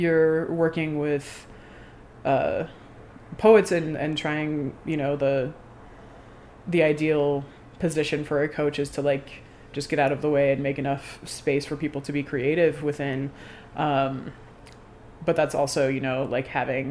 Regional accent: Denver, Colorado, United States; I'm from Denver.

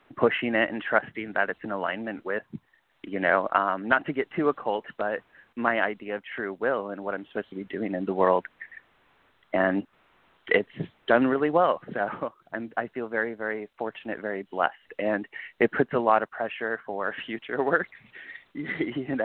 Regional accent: California, United States; moved away; also born or lived in East Coast; I was raised in California

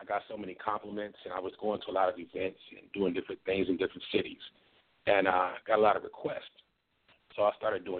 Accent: Milwaukee, Wisconsin, United States; I grew up in Milwaukee

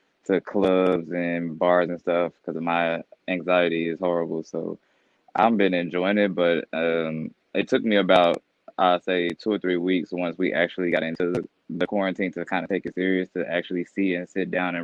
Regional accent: Kansas City, Missouri, United States; now in Atlanta, United States; I'm originally from Kansas City, Missouri

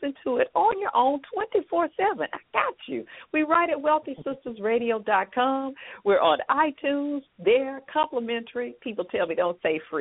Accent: Atlanta, Georgia, United States; I'm from Atlanta

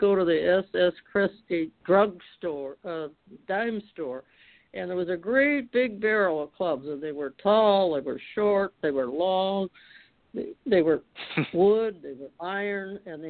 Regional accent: Detroit, Michigan, United States; I was from Detroit, Michigan, and our family moved to the outer borders of the city in the northwest corner

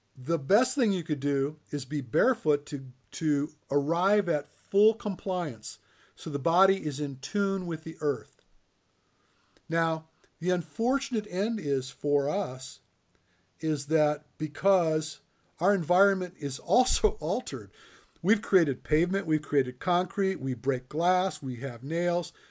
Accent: Michigan, United States; I grew up in Michigan

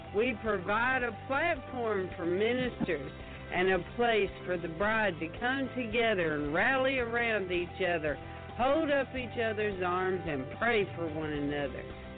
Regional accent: Michigan, United States; Growing up in Michigan, I was a big fan of Hemingway

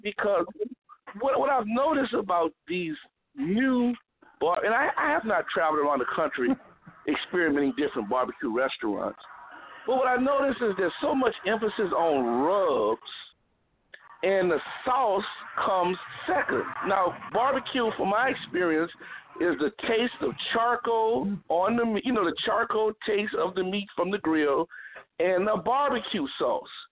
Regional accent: New Orleans, Louisiana, United States; I grew up here in New Orleans, in Louisiana

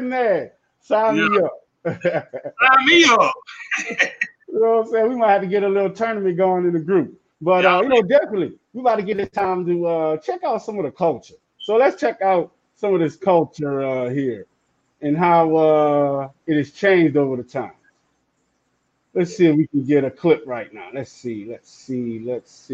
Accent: New Orleans, Louisiana, United States; now in Dallas, United States; I'm from New Orleans

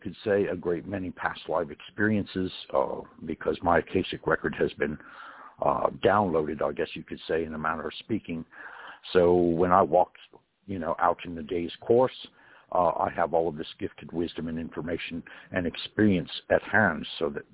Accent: California, United States; I was born in California

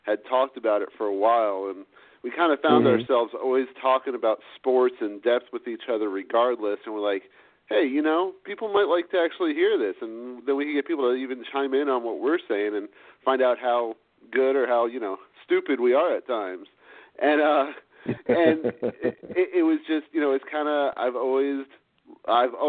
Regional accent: South Florida, United States; I grew up in South Florida, so I was born and raised down there

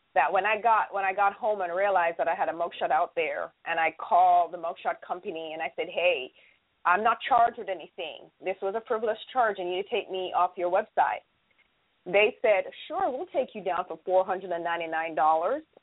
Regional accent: Jamaica; now in United States; I am from the beautiful island of Jamaica

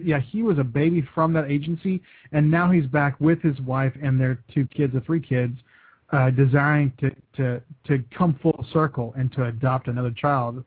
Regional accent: West Texas, United States; moved away as an adult; now in Kentucky, United States; I'm born and raised in West Texas

